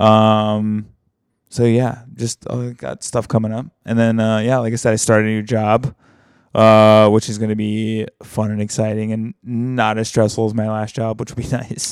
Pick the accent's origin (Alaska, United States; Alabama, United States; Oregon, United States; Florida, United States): Alabama, United States; moved away; my hometown, like, the very small hometown in Alabama that I'm from